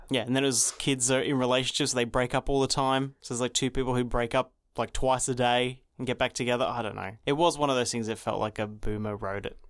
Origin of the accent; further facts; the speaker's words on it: Australia; I'm Australian